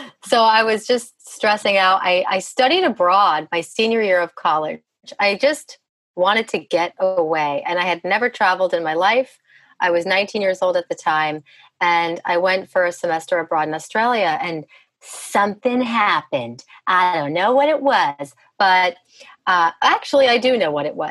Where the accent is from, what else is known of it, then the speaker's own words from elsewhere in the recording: New Jersey, United States; I grew up in New Jersey. I'm a Jersey girl.